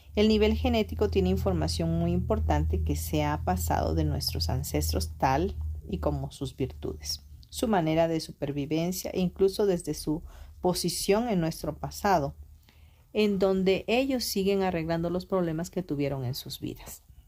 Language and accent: Spanish; Mexico